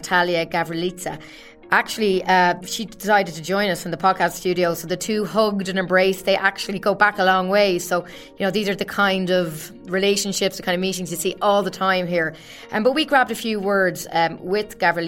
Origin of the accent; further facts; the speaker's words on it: Ireland; I'm Irish myself